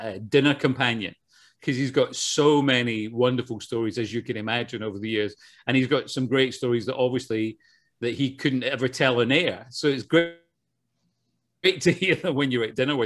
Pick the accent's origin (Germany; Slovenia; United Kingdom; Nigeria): United Kingdom; Glasgow, Scotland; moved away as an adult; now in Los Angeles, United States; born and bred in Glasgow.